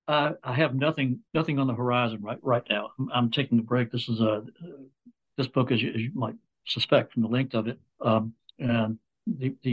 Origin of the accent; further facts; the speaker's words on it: Fayetteville, Arkansas, United States; I'm trying to do a lot of volunteer work around my hometown of Fayetteville, Arkansas.